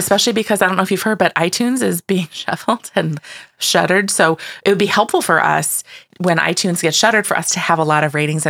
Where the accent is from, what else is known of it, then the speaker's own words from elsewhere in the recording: Australia; Did I mention that we're Australian?